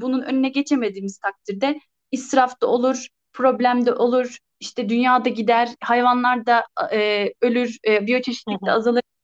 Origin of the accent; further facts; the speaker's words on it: Ankara, Turkey; ben hep Ankara'daydım.